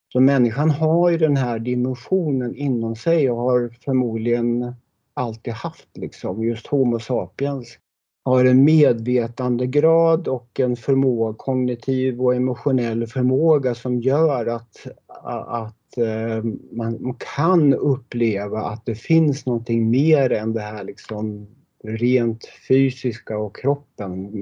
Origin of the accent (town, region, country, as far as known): Sweden; born or raised there